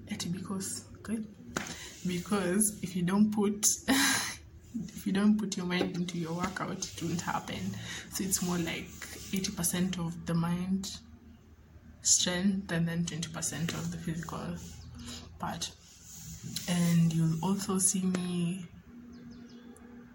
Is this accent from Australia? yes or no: no; Mombasa, Mombasa County, Kenya; moved away as an adult; now in Nairobi, Kenya; I am from Mombasa, Kenya, born and bred